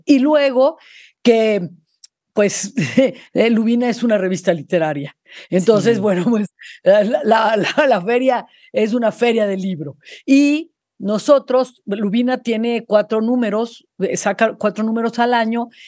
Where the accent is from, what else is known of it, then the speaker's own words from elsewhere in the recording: Mexico City, Mexico; yo crecí en la Ciudad de México, yo soy de la Ciudad de México